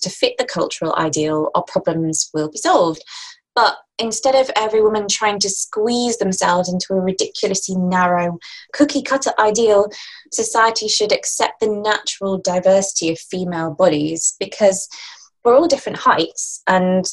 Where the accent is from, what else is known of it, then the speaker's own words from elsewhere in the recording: Lancashire, North West England, United Kingdom; I'm from Lancashire